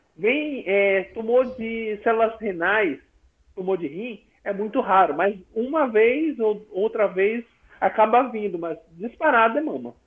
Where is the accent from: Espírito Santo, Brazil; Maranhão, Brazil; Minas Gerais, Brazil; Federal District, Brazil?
Maranhão, Brazil; São Luís; eu sou de São Luís, Maranhão